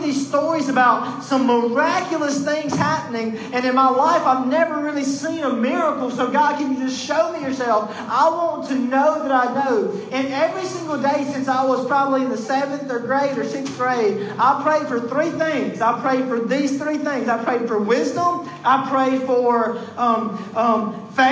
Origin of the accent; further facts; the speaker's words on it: Mississippi, United States; I was born in Mississippi and in the Bible Belt, and just because I was kind of born American in a family that goes to church